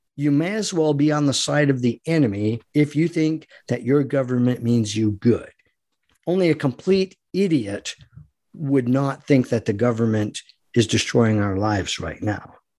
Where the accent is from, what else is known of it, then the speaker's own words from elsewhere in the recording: United States; we, as American people who love our God and love our country